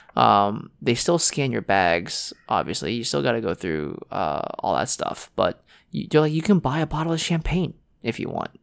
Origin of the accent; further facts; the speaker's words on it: United States; we came from America